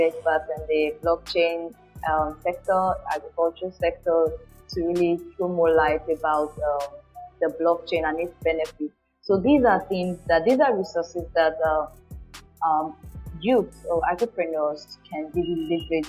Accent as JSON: {"language": "English", "country": "Nigeria", "said": "I'm a Nigerian"}